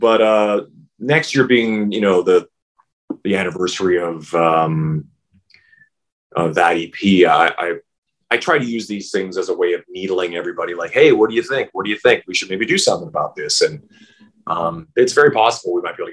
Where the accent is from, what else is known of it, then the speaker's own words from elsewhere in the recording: Saskatchewan, Canada; moved away; also born or lived in Vancouver; growing up in Saskatchewan